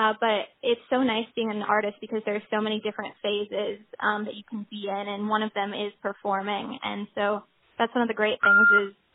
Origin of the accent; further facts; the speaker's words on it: San Francisco, California, United States; moved away; also born or lived in Argentina / Los Angeles; I was born in San Francisco, and I lived in the Bay Area for a while, and I was in the San Francisco Girls Chorus